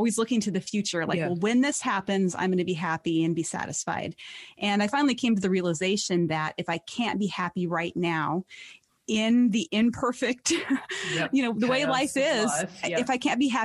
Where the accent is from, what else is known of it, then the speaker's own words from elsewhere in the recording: Montana, United States; my home state is Montana.